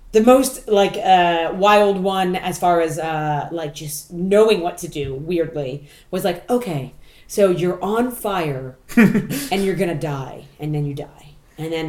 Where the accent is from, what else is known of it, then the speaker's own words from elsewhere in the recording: United States; moved away; I grew up in the States